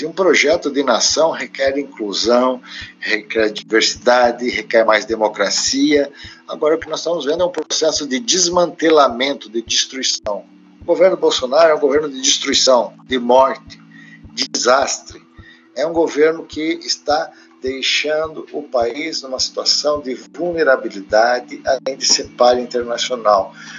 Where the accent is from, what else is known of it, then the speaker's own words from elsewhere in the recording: Brazil; estou falando como brasileiro